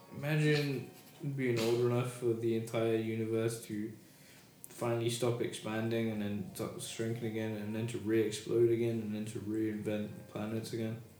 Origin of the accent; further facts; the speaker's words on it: United Kingdom; accent: British; my British accent